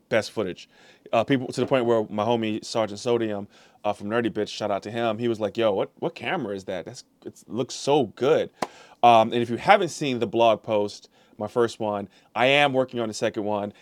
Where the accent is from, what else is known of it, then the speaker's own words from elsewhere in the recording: St. Louis, Missouri, United States; I am a Missouri guy. I'm from Saint Louis.